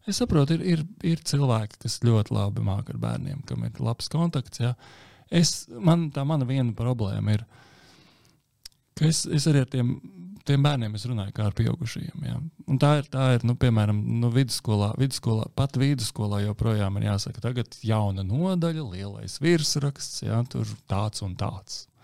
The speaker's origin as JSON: {"language": "Latvian", "country": "Latvia"}